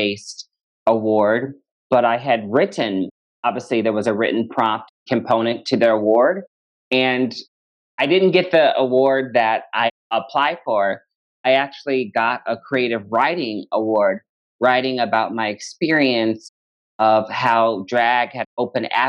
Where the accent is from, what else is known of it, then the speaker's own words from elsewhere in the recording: Omaha, Nebraska, United States; moved away as an adult; also born or lived in Lincoln, Nebraska; now in Chicago, United States; I am originally from Omaha, Nebraska. I've been a Chicagoan for over a decade now